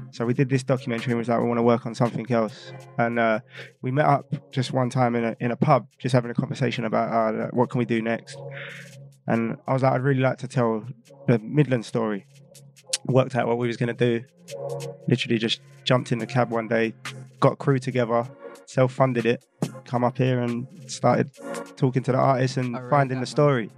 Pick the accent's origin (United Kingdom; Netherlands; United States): United Kingdom; London; I'm from London.